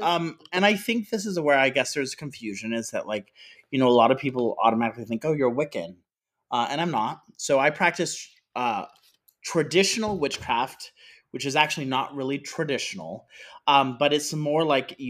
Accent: South Florida, United States; I grew up in South Florida.

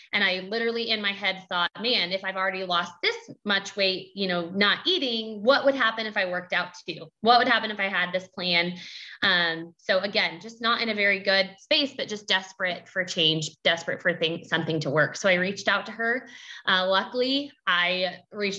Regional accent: Kansas, United States; I'm from Kansas.

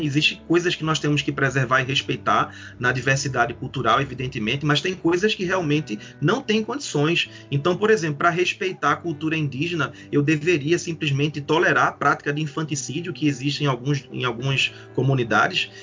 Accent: Recife, Pernambuco, Brazil; Eu sou de Recife, e que fica em Pernambuco

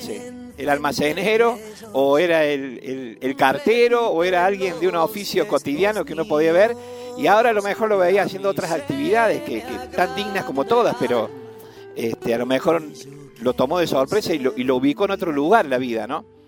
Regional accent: Deán Funes, Córdoba, Argentina; soy de Dianfunes, del noroeste cordobés

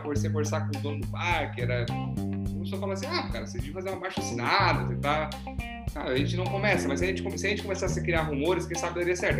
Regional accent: Brazil; A gente é brasileiro

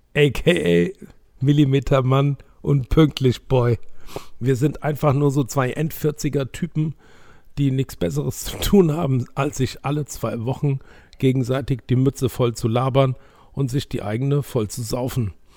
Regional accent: Germany; wir als Deutsche

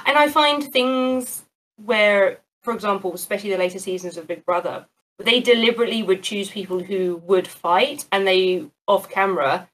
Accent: New Zealand; I'm from New Zealand. My parents are from New Zealand

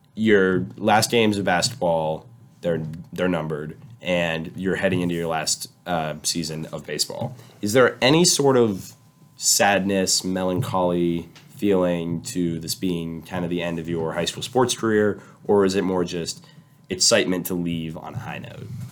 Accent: San Diego, California, United States; moved away; I'm from San Diego

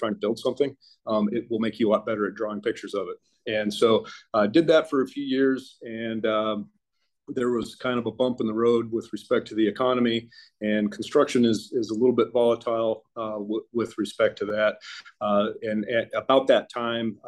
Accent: Colorado, United States; moved away as an adult; also born or lived in South America; now in San Antonio, United States; I am from Colorado originally. I live in San Antonio now

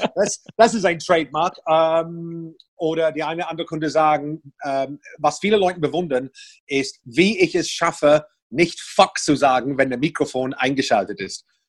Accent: Portsmouth, South East England, United Kingdom; German is a second language; moved away as an adult; now in Berlin, Germany; ich stamme aus einer wunderschönen Hafenstadt namens Portsmouth

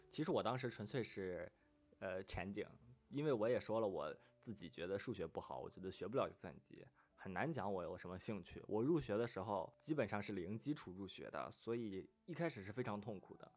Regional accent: northern China, China; moved away as an adult; also born or lived in Shanghai; 我从小一直生活在北方

